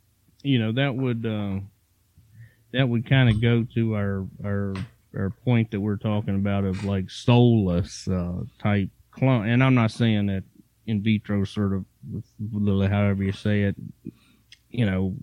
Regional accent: Virginia, United States; I grew up in Virginia and, I kind of in the country

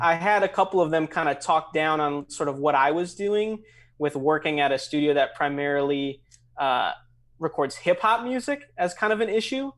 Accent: St. Louis Park, Minnesota, United States; now in Chicago, United States; I grew up in, uh, Saint Louis Park, Minnesota, which is right outside Minneapolis

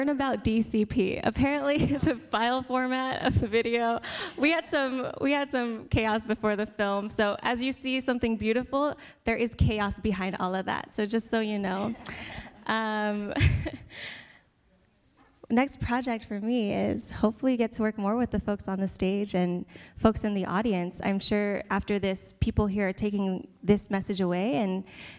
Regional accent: United States; as a Pinay, as a Filipino American

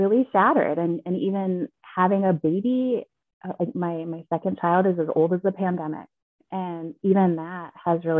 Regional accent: Minnesota, United States; moved away as an adult; also born or lived in Alaska; I'm born and raised in Minnesota

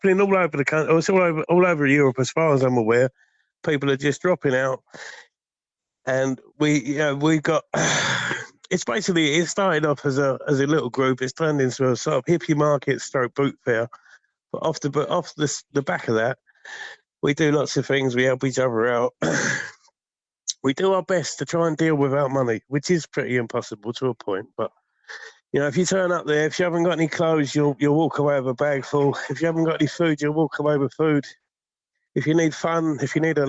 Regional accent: Folkestone, South East England, United Kingdom; I'm from Folkestone Town, sunny Folkestone

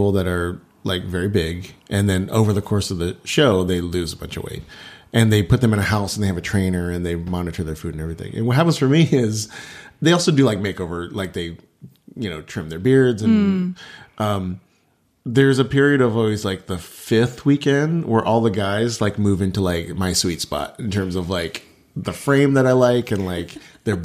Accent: Texas, United States; I was Chinese growing up in Texas

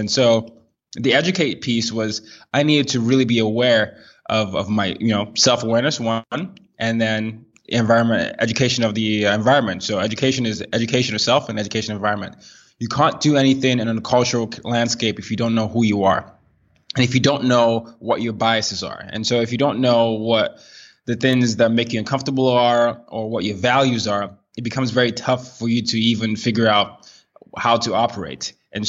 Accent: Nigeria; my personal background, I'm a Nigerian. I grew up in 5 countries in 4 continents.

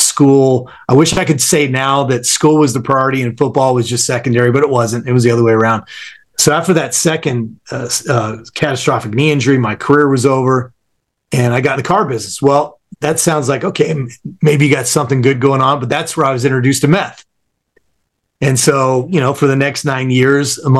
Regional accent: Southern California, United States; born or raised there

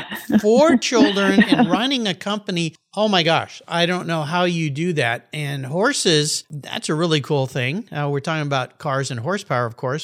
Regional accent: San Diego, California, United States; Today, I'm back in my hometown of beautiful, sunny San Diego, California.

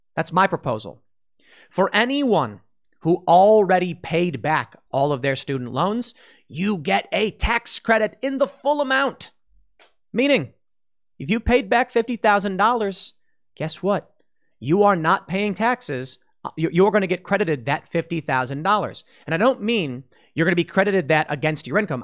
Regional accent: Chicago, Illinois, United States; moved away; I was from the South Side.

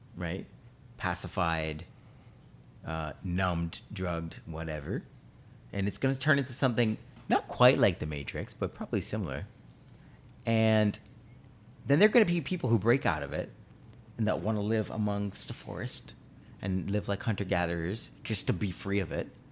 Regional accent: Canada; we're Canadian

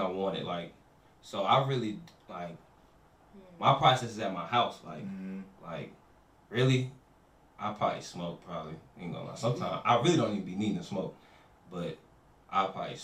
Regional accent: New York City, New York, United States; now in Charlotte, United States; I'm from the Bronx, but I ain't gonna lie, I've been down here like half my life

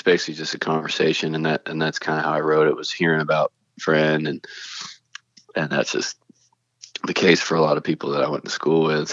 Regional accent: Canton, Georgia, United States; I'm from Cherokee County, Georgia. It's not, you know, it's not a big town, not a small town. It's just kind of a town. In Canton, Georgia.

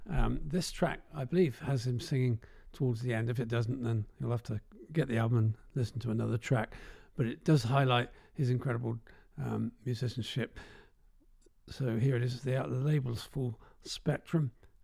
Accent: Dorset, South West England, United Kingdom; accent: Dorset

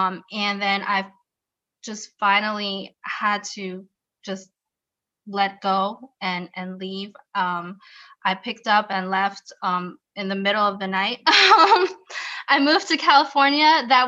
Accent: Germany; I was born and raised in Germany. By Filipino parents.

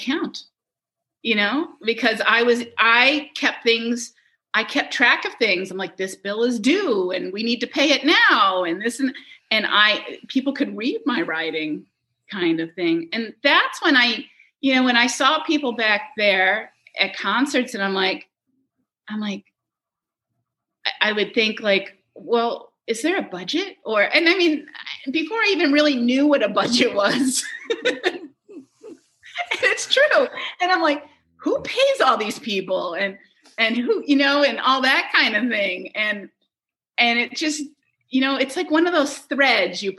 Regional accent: Scarsdale, New York, United States; also born or lived in Saratoga, New York; now in Syracuse, United States; I grew up in Scarsdale, New York, and that's where we came for the summer

